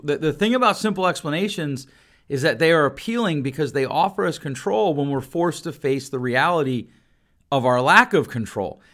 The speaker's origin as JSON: {"language": "English", "town": "Grand Rapids", "region": "Michigan", "country": "United States", "tie": "born or raised there", "said": "here in my hometown of Grand Rapids, Michigan"}